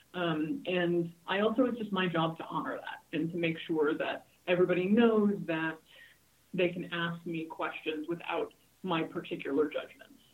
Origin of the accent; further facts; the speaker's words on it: Hawaii, United States; moved away; also born or lived in California; I grew up in Hawaii and I've spent my whole career in California